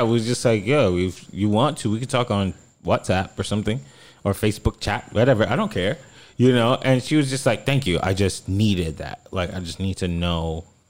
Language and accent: English; South Florida, United States; I'm from South Florida